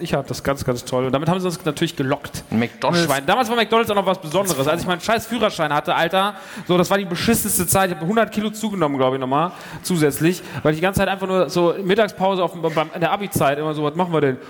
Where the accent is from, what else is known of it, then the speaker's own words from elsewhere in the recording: near Frankfurt, Hesse, Germany; moved away; ich komme ja ursprünglich aus der Nähe von Frankfurt, nicht aus Frankfurt